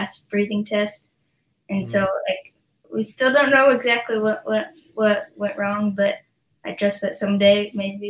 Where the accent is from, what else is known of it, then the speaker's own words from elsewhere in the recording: Idaho Falls, Idaho, United States; also born or lived in Utah; I lived in Idaho